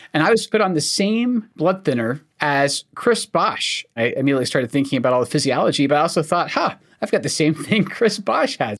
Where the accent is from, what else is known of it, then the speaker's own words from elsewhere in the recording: Scotland, United Kingdom; accent: Scottish; now in United States; I'm actually Scottish. I'm not from America